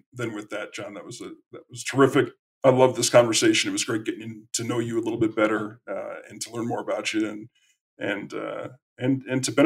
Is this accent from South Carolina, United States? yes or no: no; Connecticut, United States; I'm from the Northeast. I'm from Connecticut